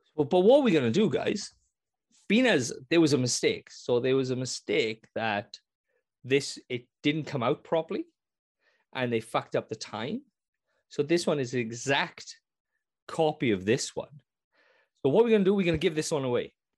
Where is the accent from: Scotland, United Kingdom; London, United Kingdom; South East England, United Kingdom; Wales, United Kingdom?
Wales, United Kingdom; I'm Welsh